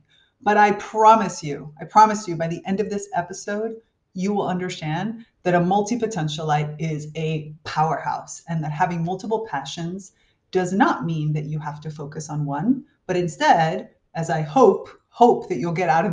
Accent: South Florida, United States; I grew up in South Florida

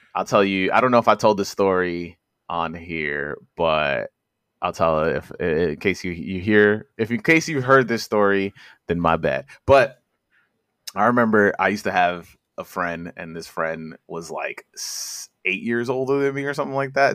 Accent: New York City, New York, United States; I'm from Corona Queens

